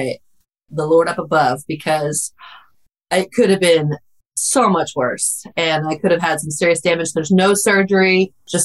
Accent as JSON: {"language": "English", "region": "Oklahoma", "country": "United States", "said": "So I'm from Oklahoma"}